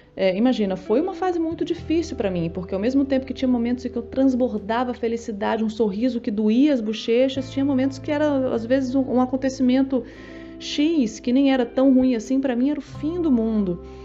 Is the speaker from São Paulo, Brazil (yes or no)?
no; Brasília, Federal District, Brazil; eu sou de Brasília